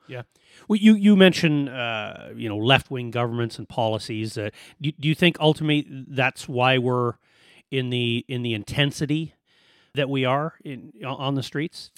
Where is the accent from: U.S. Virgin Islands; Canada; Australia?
Canada; Edmonton, Alberta; moved away as an adult; now in Kelowna, Canada; we're from Alberta